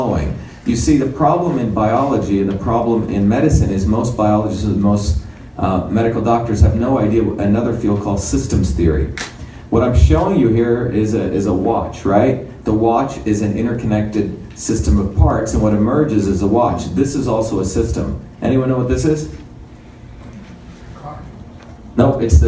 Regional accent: Mumbai, Maharashtra, India; moved away; also born or lived in South India; I grew up in India as a young kid. India is very different. It's a country within countries. So I grew up in the India of Bombay, but I also grew up in India of a small village in deep South India.

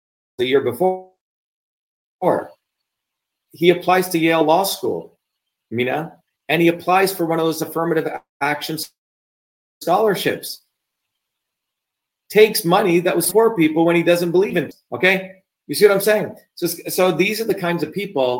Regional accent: India; now in United States; as an Indian

